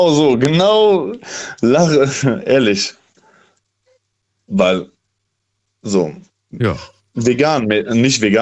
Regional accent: Canada; Du als Deutscher isst keine Leber. Ich als Kanadier würde Leber gerne essen.

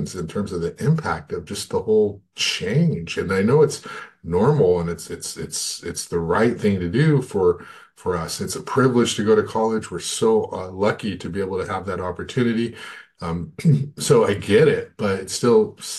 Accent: Goleta, California, United States; I grew up in Goleta, Santa Barbara

